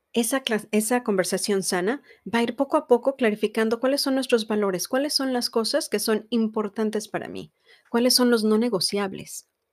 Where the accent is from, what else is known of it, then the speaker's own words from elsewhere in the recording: Mexico; Yo soy mexicana y estoy casada con un americano